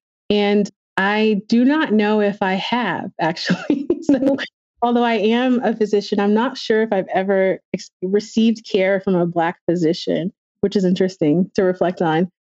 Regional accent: North Carolina, United States; So I grew up in North Carolina for the most part, but my parents were both military.

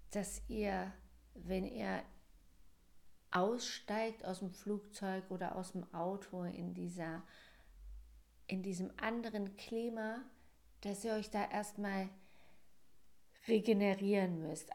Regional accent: Germany; Bei uns in Deutschland

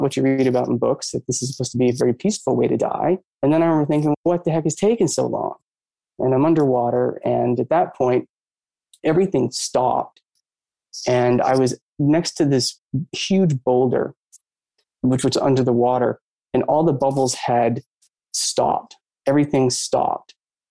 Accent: Maine, United States; I grew up in Maine

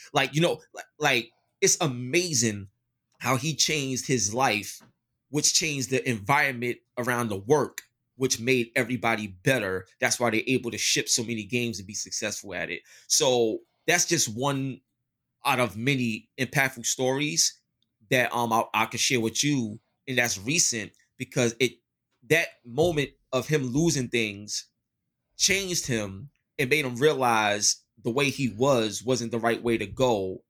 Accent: New York City, New York, United States; I grew up in East New York, Brooklyn

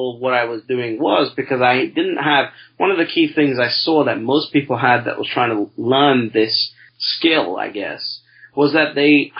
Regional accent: London, United Kingdom; I'm from a part of London, I'm British, I'm from a part of London that is the third most poorest

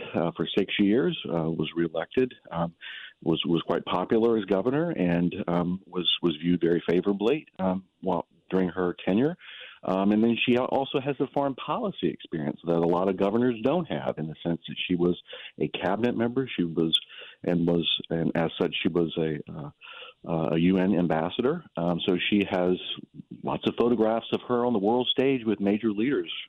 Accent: South Carolina, United States; moved away; I grew up in South Carolina

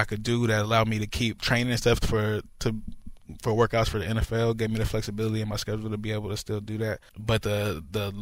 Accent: Northern California, United States; I'm from Northern California

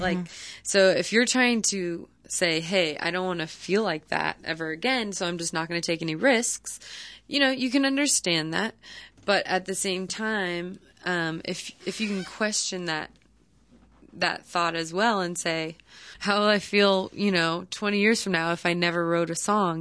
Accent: Palo Alto, California, United States; I came back home to my hometown, um, which is Palo Alto, California

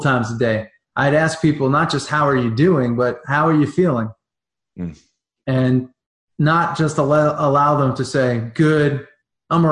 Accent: New York, United States; growing up in New York around, you know, the Italian table

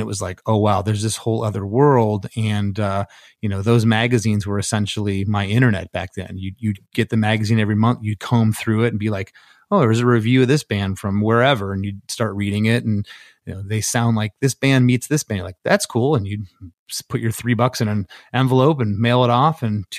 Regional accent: Port Charlotte, Florida, United States; then I met our old drummer, Vinny, and him and I grew up in Gainesville, or excuse me, in Port Charlotte.

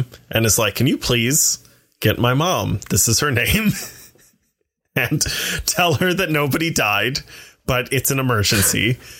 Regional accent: Midwest, United States; also born or lived in Ohio / Michigan / North Carolina; Well, I'm from the Midwest and we moved around.

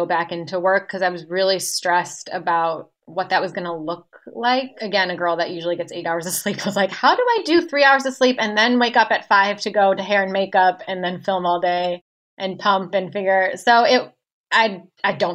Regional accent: Ohio, United States; moved away; I grew up in Ohio

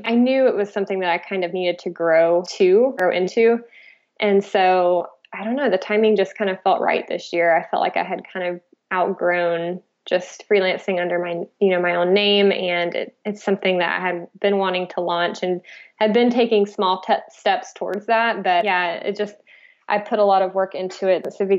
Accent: Florida, United States; moved away as an adult; now in Oregon, United States; I'm originally from Florida

